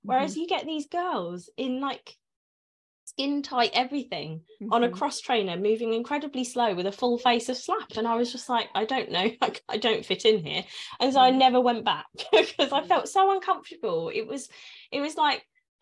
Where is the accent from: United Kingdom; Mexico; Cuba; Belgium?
United Kingdom; London; moved away as an adult; now in Essex, United Kingdom; I'm a North Londoner. I'm not from Essex, but I did move here.